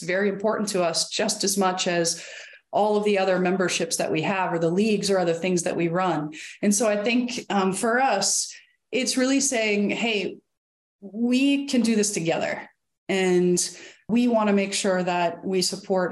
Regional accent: Bucks County, Eastern Pennsylvania, United States; I grew up in Eastern Pennsylvania, Bucks County, north of Philadelphia.

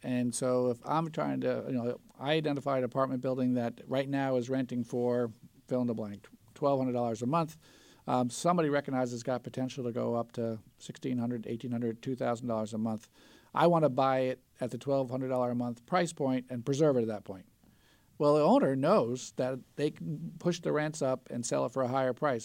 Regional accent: the New York area, United States; I grew up in the New York area in the late nineteen seventies

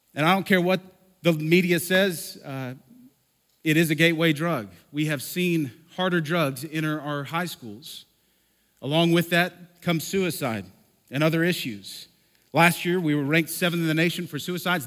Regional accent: Lubbock, Texas, United States; also born or lived in Oklahoma; now in Denver, United States; I was born in Lubbock, okay? I'm from here

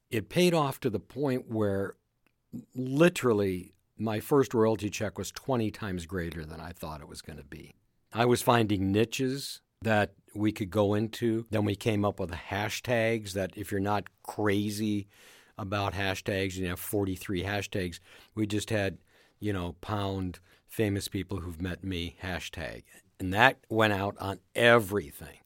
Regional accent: Minneapolis, Minnesota, United States; I was from Minneapolis

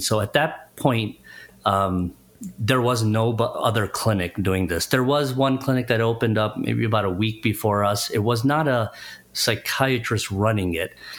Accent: Chicago, Illinois, United States; I live, born and raised in Chicago area

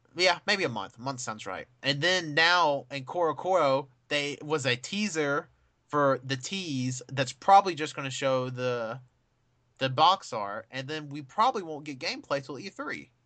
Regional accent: United States; I'm an American

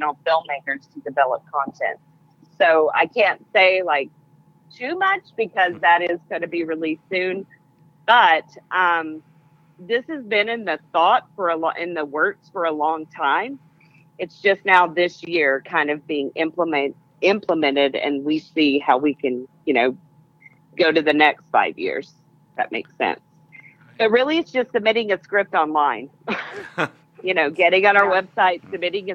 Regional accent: Pine Bluff, Arkansas, United States; I come from Pine Bluff. I'm from Pine Bluff originally.

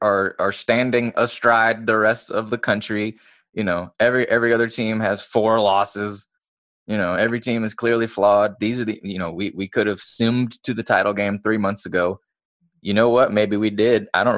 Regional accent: Georgia, United States; Yeah, we're from Georgia. We know what you're talking about.

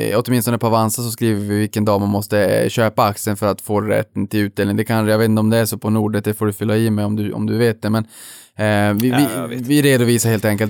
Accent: Boden, Norrbotten County, Sweden; moved away; jag är uppväxt i Boden

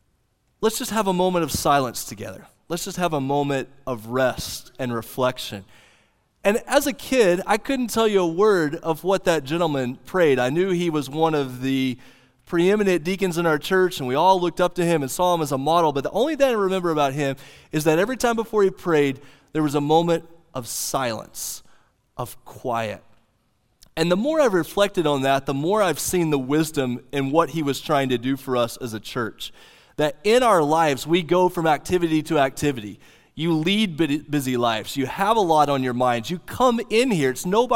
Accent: Oklahoma, United States; The little church that I grew up in Southwest Oklahoma that I've told many of you about, green carpet on the floor, wood panelings on the wall

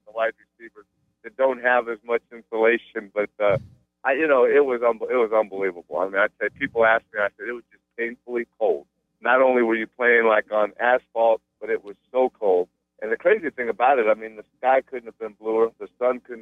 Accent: United States; I'm an American. I was born in the United States.

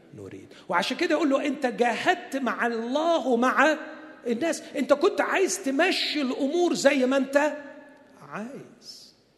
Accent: Egypt; عندنا في مصر

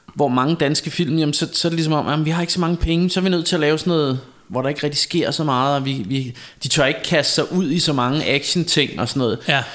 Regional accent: Denmark; jeg er vant til at høre dansk, fordi jeg er dansker, og fordi jeg kender det danske sprog

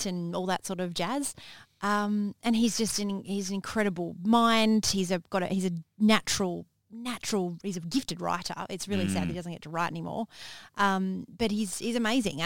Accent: Manjimup, Western Australia, Australia; growing up in Manjimup

